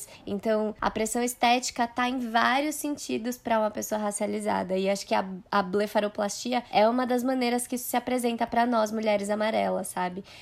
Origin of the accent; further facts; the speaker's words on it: Brazil; eu sou ocidental, nasci no Brasil